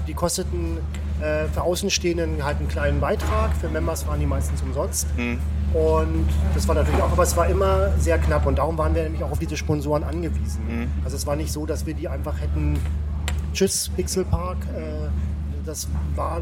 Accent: West Germany, Germany; moved away; ich komme aus dem Westen

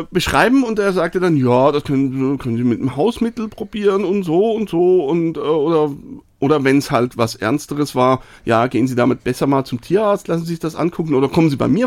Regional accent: Switzerland; kann ich mir als Schweizer gar nicht richtig vorstellen eigentlich.

